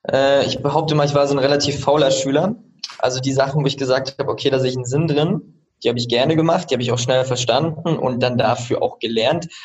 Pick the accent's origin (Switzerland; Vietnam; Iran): Switzerland; also born or lived in Rostock, Germany / Austria; Genau, also ich